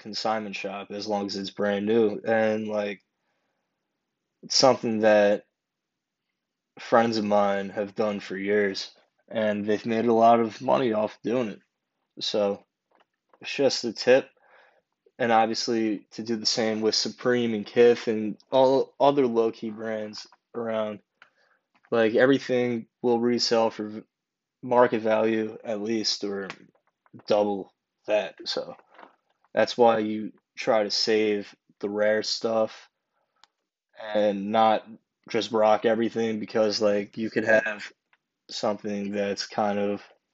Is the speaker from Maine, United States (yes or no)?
no; New York City, New York, United States; as a New Yorker